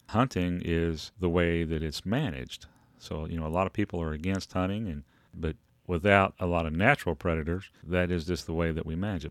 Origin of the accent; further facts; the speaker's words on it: Frankfort, Kentucky, United States; right here in my hometown of Frankfort, Kentucky